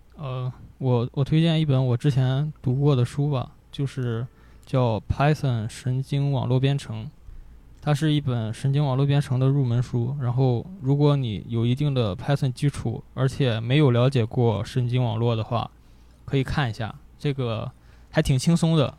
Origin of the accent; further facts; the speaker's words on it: Gaomi, Shandong, China; 潍坊， 潍坊高米